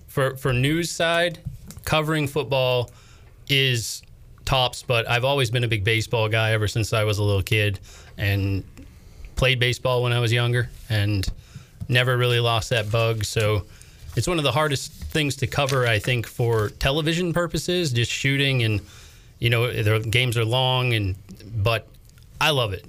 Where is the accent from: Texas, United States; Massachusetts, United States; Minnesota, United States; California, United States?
Minnesota, United States; moved away as an adult; also born or lived in Bangor, Maine; now in North Carolina, United States; originally from Minnesota, worked in a couple markets in Minnesota before moving back to Maine.